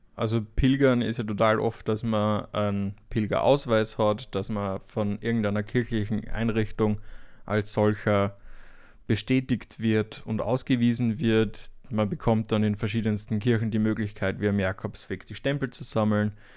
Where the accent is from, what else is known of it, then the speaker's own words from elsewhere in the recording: Austria; moved away; nach Österreich, nochmal in die Heimat